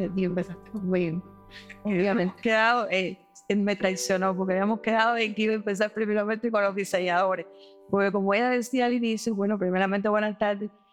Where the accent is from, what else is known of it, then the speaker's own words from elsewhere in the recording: Cuba; nuestro país en términos de control de la pandemia